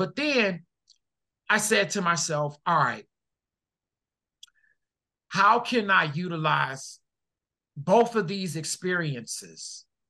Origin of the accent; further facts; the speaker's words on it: Detroit, Michigan, United States; now in Seattle, United States; Yeah, I do live in Seattle. But I'm from Detroit.